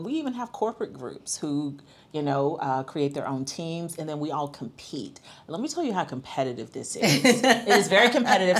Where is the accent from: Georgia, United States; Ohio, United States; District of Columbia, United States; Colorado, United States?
Georgia, United States; Atlanta; moved away; I'm from Atlanta